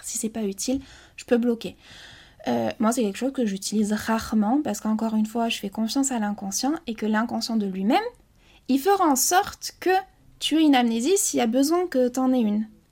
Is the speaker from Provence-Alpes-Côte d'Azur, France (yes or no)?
no; Basque Country, Nouvelle-Aquitaine, France; je suis originaire du Pays Basque